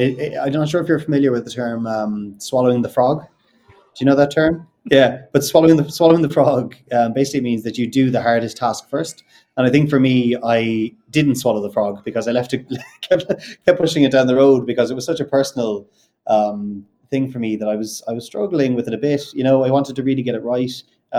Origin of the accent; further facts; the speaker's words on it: Ireland; accent: neutral Irish; I don't know if you can tell from my accent. I've got a very neutral Irish accent.